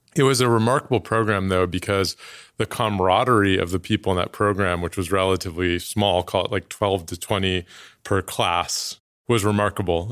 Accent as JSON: {"language": "English", "town": "Oakland", "region": "California", "country": "United States", "tie": "born or raised there", "moved": "yes", "said": "I was born in Oakland, nineteen eighty, Oakland Kaiser. Um, Kaiser, another great Oakland company, and, uh, spent most of my childhood there."}